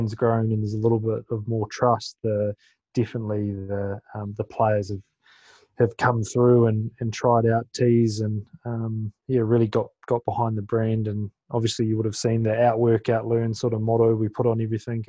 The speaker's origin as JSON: {"language": "English", "country": "New Zealand", "tie": "born or raised there"}